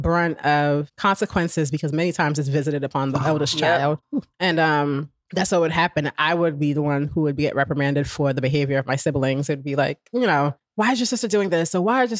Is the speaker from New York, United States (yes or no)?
no; Newark, New Jersey, United States; I grew up in Newark